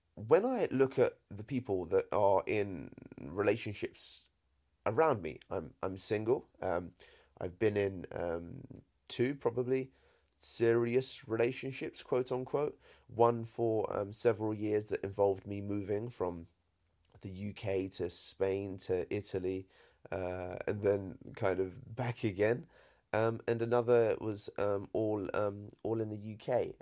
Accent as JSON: {"language": "English", "country": "United Kingdom", "accent": "British", "said": "as British as I sound, my folks, uh, are Indian"}